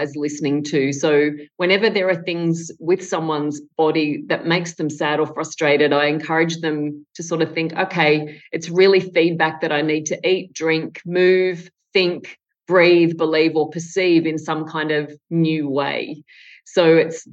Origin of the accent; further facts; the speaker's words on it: Tamworth, New South Wales, Australia; I grew up in Tamworth in country New South Wales in Australia